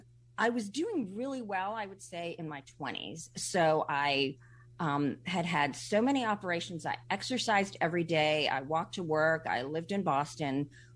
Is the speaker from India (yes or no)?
yes; India; born there; Well, I was born in India, and when I was 3 months old, I contracted polio.